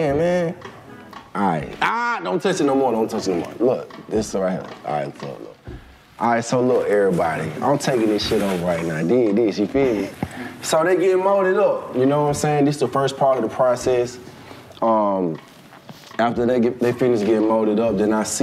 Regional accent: Lithonia, Georgia, United States; also born or lived in Los Angeles, United States; I grew up in Lithonia, which is also on the east side

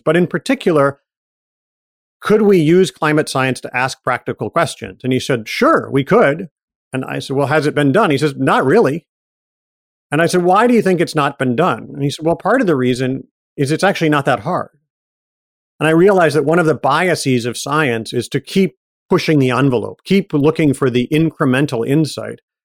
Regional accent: Ann Arbor, Michigan, United States; also born or lived in Detroit area; I was born outside Detroit and grew up in Michigan

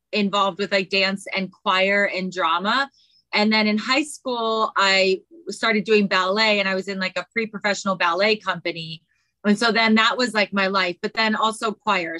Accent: Canton, Ohio, United States; I grew up in Ohio, Canton, Ohio

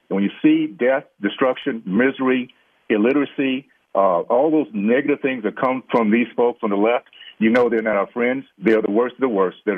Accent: Deep South, United States; Growing up in the Deep South, at the age of 16

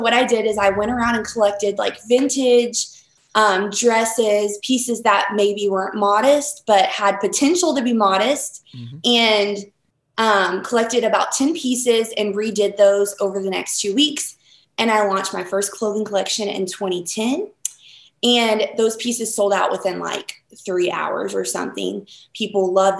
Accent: North Carolina, United States; moved away; I'm originally from North Carolina, and so a lot of the styles that I carry kind of have that Southern feel.

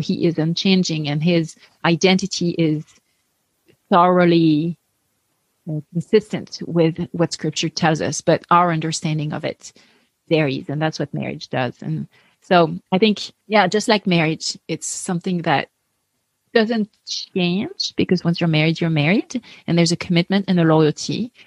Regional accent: France; English is a second language; moved away as an adult; also born or lived in Paris, France; now in United States; I grew up atheist in France

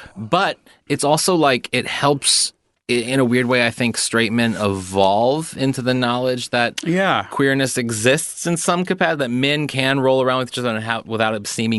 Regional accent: Missouri, United States; moved away; I'm from Missouri, and like, as a kid with my brothers, all straight, we loved WWF.

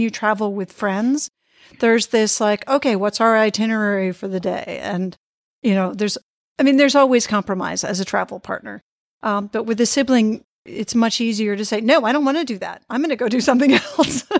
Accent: Boston, Massachusetts, United States; I grew up in the Boston area

